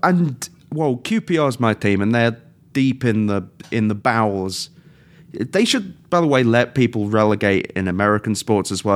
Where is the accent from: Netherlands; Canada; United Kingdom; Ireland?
United Kingdom; England; now in United States; being British